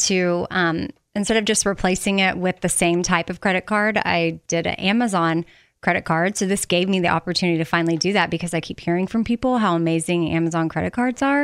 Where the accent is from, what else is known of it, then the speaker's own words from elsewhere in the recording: Texas, United States; growing up in Texas